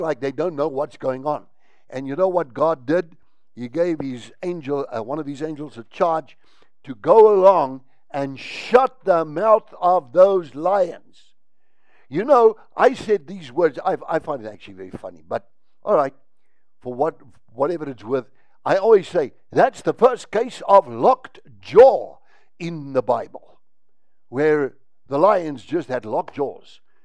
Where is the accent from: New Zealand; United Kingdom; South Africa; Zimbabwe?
South Africa; I'm a South African, and here in South Africa